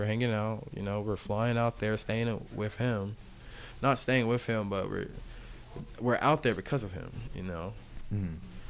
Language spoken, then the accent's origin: English; Charlotte, North Carolina, United States; born there; I was born here in Charlotte, North Carolina.